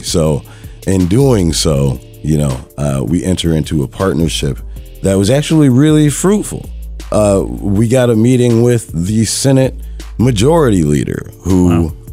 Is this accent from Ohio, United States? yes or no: no; Madison, Wisconsin, United States; I grew up in Madison, Wisconsin